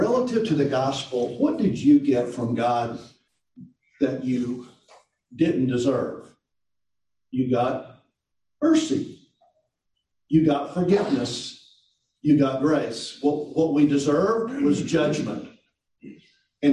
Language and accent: English; Tennessee, United States; moved away as an adult; also born or lived in Mississippi; I grew up in Tennessee.